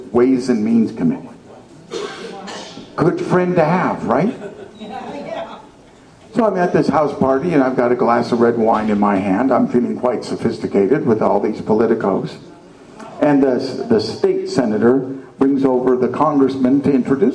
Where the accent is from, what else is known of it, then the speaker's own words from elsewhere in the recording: Oregon City, Oregon, United States; moved away as an adult; now in Watertown, United States; when I grew up out in Oregon, at Oregon City High School